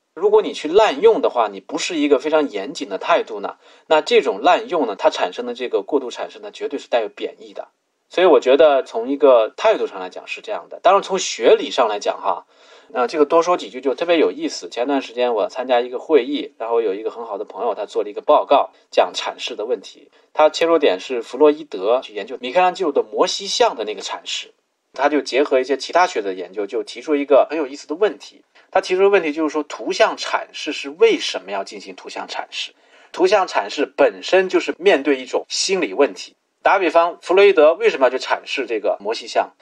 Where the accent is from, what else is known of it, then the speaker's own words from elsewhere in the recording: China; 我们作为中国人自己